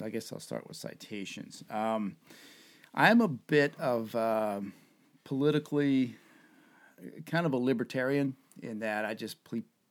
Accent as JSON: {"language": "English", "region": "the South", "country": "United States", "tie": "born or raised there", "moved": "yes", "lives_now": "New Hampshire, United States", "said": "I grew up in the South, and everybody or every man and some women chewed tobacco"}